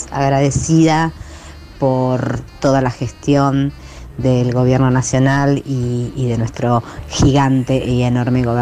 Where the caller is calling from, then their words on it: Santa Clara del Mar, Buenos Aires, Argentina; Hola Tati, hola Charlie, soy … de Santa Clara del Mar.